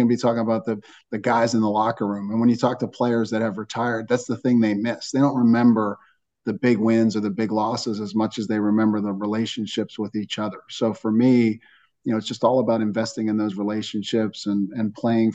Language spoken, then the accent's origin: English; Johnstown, Pennsylvania, United States; moved away; my time in Johnstown, Pennsylvania. You know, again, it's a community where people really care about one another. They pitch in, they help out, they take you in. You know, it's a community where anybody in my hometown would give you the shirt off their back